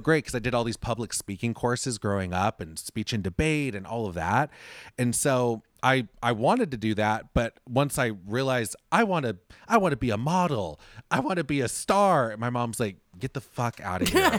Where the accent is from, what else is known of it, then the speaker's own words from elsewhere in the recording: Orange County, California, United States; I grew up in Orange County, which just direction-wise, for anyone listening, Orange County is outside of Los Angeles